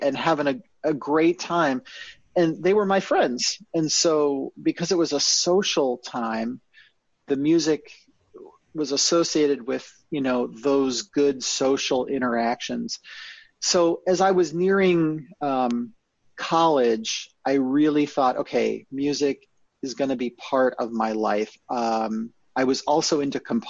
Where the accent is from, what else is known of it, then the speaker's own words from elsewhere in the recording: Naperville, Illinois, United States; I grew up in Naperville, Illinois